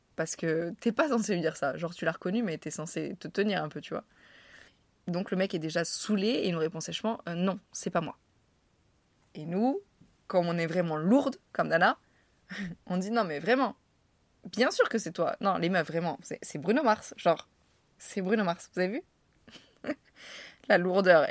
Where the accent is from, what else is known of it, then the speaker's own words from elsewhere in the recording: France; accent: French; moved away as an adult; also born or lived in New York City; il entend à mon accent que je suis française